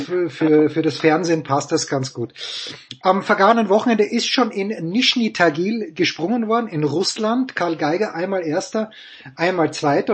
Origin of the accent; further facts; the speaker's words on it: Austria; Als Österreicher